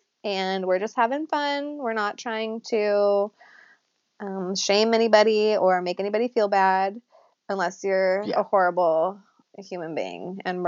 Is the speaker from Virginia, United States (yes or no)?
no; Sacramento, California, United States; we are from Sacramento originally